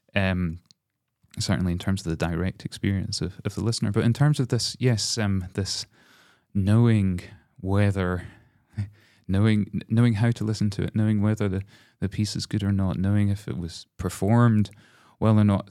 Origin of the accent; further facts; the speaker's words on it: Glasgow, Scotland, United Kingdom; as a Scot